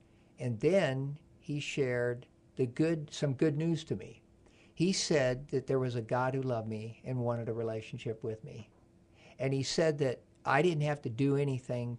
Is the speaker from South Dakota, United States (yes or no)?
yes; Sioux Falls, South Dakota, United States; moved away; I grew up in South Dakota